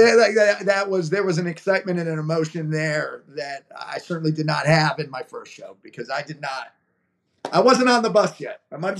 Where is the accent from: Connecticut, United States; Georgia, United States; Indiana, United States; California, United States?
Connecticut, United States; I grew up in Connecticut. I'm a New England prep school kid. I went to private school.